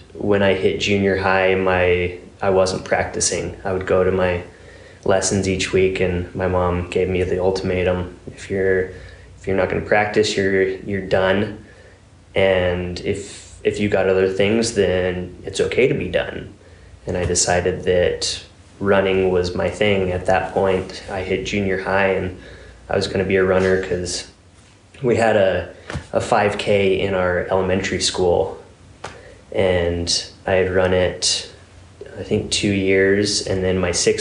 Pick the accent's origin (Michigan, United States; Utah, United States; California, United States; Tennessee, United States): Utah, United States; I grew up in Utah